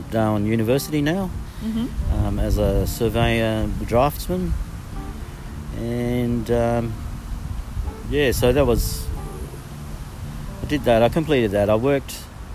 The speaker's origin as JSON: {"language": "English", "town": "Port Moresby", "region": "National Capital District", "country": "Papua New Guinea", "tie": "born or raised there", "also_born_or_lived": "northern Queensland / Melbourne", "moved": "yes", "said": "growing up in Port Moresby, most of the time was spent at the village, actually. So I grew up on the coast, on the eastern"}